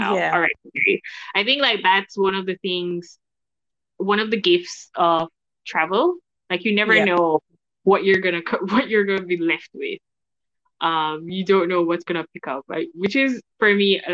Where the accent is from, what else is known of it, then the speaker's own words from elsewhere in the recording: Jamaica; We are family knit in Jamaica